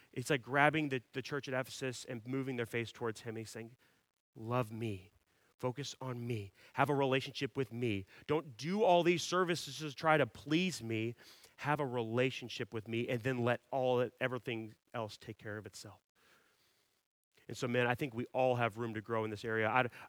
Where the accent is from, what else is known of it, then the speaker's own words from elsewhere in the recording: Dallas, Texas, United States; I grew up in Dallas, and my main sport was hockey.